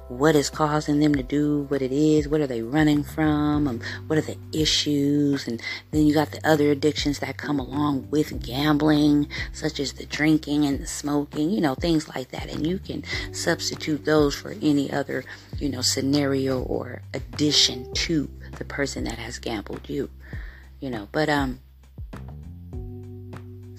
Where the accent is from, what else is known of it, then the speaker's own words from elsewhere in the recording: United States; I am from the States